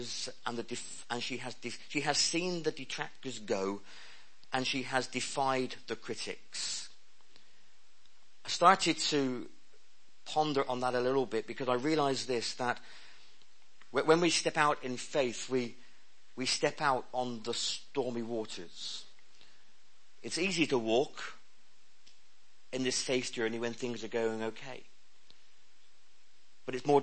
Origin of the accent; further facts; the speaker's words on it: Penryn, South West England, United Kingdom; accent: West Country; giving my life to Jesus at the age of 5 in a small Sunday school classroom in St. Thomas's Street in Penryn in Cornwall